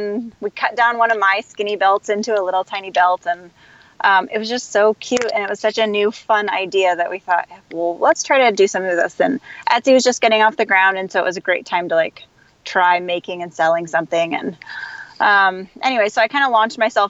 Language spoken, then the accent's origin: English; Kansas City, Missouri, United States; I grew up in Kansas City.